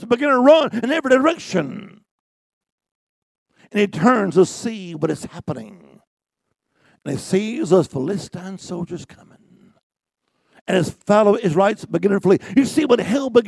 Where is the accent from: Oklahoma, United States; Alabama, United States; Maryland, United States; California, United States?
Alabama, United States; I'm from Alabama, too